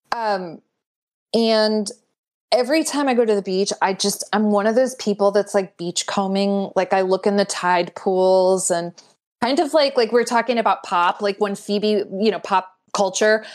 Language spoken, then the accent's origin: English; Glastonbury, Connecticut, United States; I grew up in Glastonbury, Connecticut